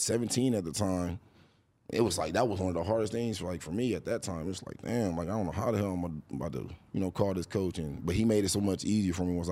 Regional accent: Columbus, Ohio, United States

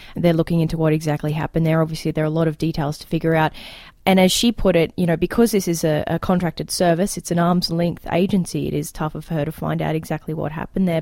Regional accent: Queensland, Australia; now in Alberta, Canada; when I grew up in Australia, we had a lot in the Queensland public education system

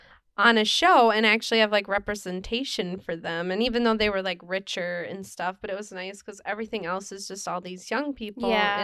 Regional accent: California, United States; I'm from Orange County.

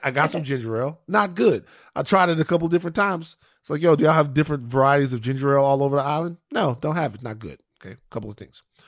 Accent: Louisiana, United States; I'm from Louisiana

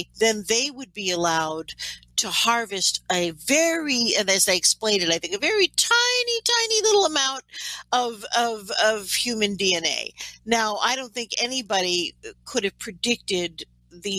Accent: New York City, New York, United States; now in Canada; I am from New York City, so I'm going to speak as an American, although I live in Canada

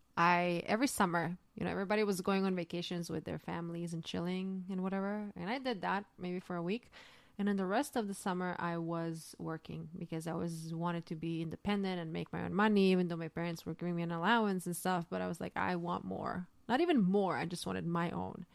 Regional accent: Zagreb, City of Zagreb, Croatia; moved away as an adult; now in New York, United States; I was raised in the city called Zagreb

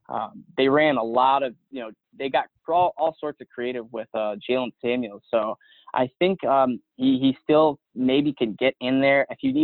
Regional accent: Detroit, Michigan, United States; my hometown Lions

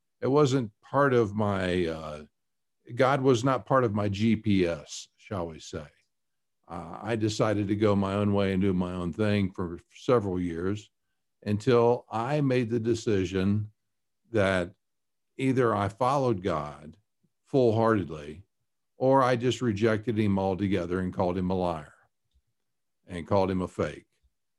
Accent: Chattanooga, Tennessee, United States; also born or lived in Kentucky / New York; now in Colorado, United States; Well, I was born in Kentucky and raised in Tennessee and around Chattanooga. And went to high school up in New York State.

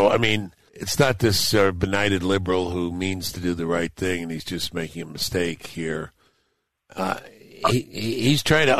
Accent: New York City, New York, United States; moved away; I grew up in Brooklyn.

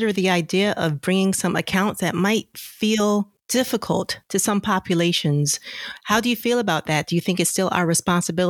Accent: Bridgeport, Connecticut, United States; both you and I grew up in Bridgeport

